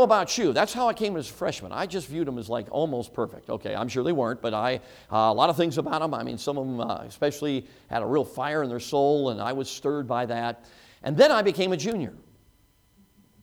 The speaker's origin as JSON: {"language": "English", "town": "Chicago", "region": "Illinois", "country": "United States", "tie": "born or raised there", "moved": "yes", "said": "I grew up in Chicago, as most of you know, six years old and on"}